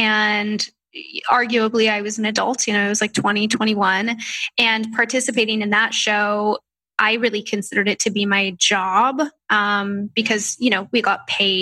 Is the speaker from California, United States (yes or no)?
yes; Orange County, California, United States; I was from Orange County, so it's an hour and a half from Los Angeles.